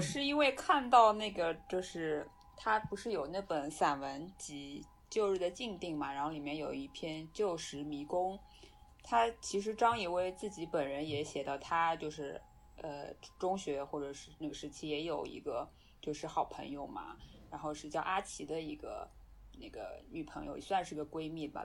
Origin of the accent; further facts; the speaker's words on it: China; 我们中国人讲要面子嘛